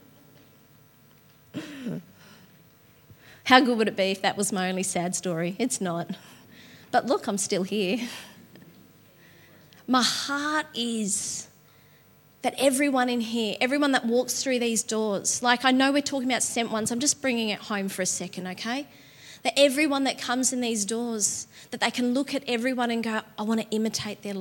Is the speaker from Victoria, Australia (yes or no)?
yes; Patterson Lakes, Victoria, Australia; also born or lived in Dingley; I grew up in Patterson Lakes